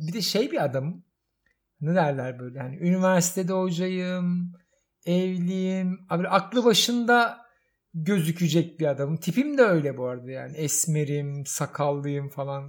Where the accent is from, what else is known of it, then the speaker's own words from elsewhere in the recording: Istanbul, Turkey; Ve çocukluğum orada geçti. Yani yatılı okulu, ortaokulu, liseyi Kadıköy'de okudum